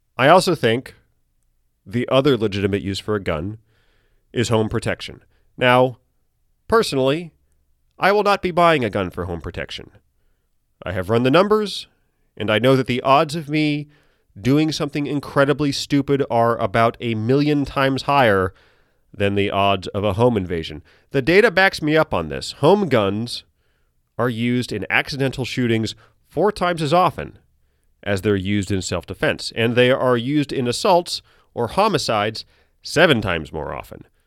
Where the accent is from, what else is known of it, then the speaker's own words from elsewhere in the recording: United States; I'm an American.